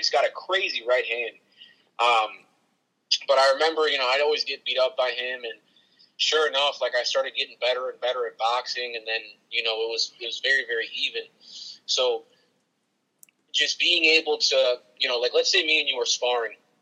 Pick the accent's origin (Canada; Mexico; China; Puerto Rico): Puerto Rico; I'm from Puerto Rico, so we wear a lot of sandals, chanclas.